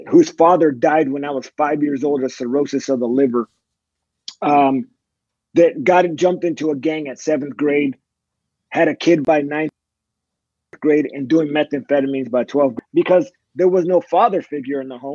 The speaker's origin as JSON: {"language": "English", "region": "California", "country": "United States", "tie": "born or raised there", "also_born_or_lived": "Fort Bragg, North Carolina / Fort Hood, Texas", "moved": "as an adult", "said": "I grew up in California"}